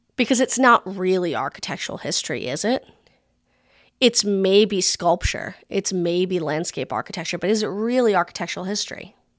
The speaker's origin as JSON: {"language": "English", "region": "Rhode Island", "country": "United States", "tie": "born or raised there", "said": "The state I grew up in, Tiny Rhode Island"}